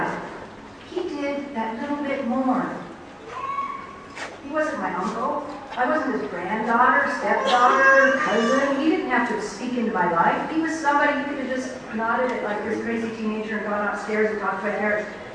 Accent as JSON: {"language": "English", "town": "Seattle", "region": "Washington", "country": "United States", "tie": "born or raised there", "said": "I was sitting in high school in Seattle and I thought, this is white man's education and I'm Indian"}